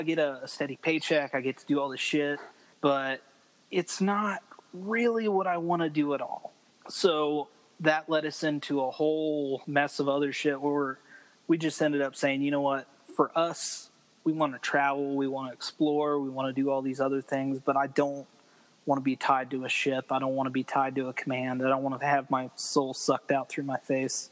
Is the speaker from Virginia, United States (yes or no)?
yes; Roanoke, Virginia, United States; moved away as an adult; also born or lived in Guam / Norfolk, Virginia; now in Texas, United States; I'm from Virginia. I enlisted I'm from Roanoke, Virginia, which is over in the mountains